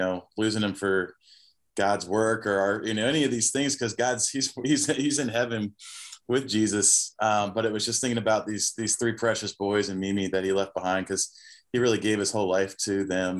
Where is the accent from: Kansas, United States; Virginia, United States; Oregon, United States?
Virginia, United States; Virginia Beach; moved away as an adult; also born or lived in Florida / Costa Rica; I live in Virginia Beach, Virginia now. That's where I'm from